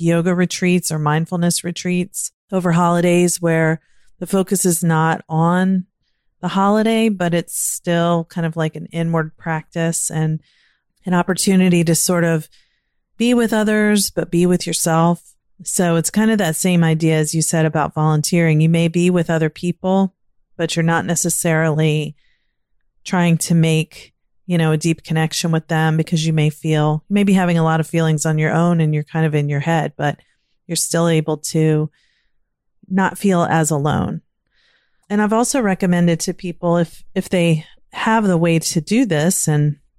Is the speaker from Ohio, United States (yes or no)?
no; Virginia, United States; now in Maryland, United States; I grew up in Virginia and now living in Maryland.